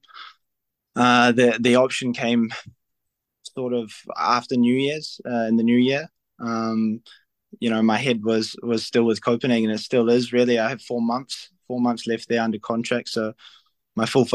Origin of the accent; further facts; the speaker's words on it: New Zealand; moved away as an adult; now in Serbia; I'm from New Zealand, and I'm very proud of my home country